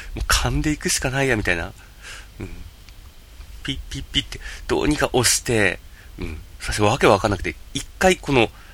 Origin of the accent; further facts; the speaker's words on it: Yamagata, Japan; 私、山形生まれ、山形育ち